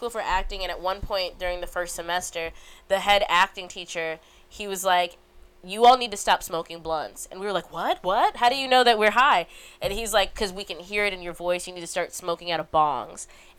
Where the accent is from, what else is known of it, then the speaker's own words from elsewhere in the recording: Illinois, United States; We were in a cornfield, because I'm from Illinois, and people had to carry me, and I was prom queen.